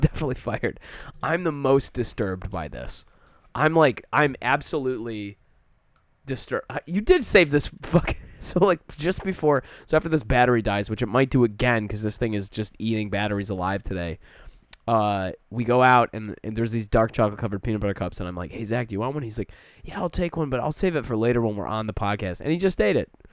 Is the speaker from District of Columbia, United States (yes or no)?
no; Michigan, United States; moved away; growing up in Michigan